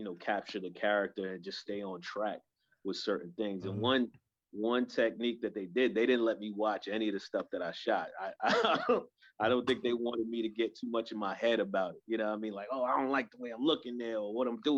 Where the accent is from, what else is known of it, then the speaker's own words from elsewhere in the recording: New York City, New York, United States; I grew up in Co-op City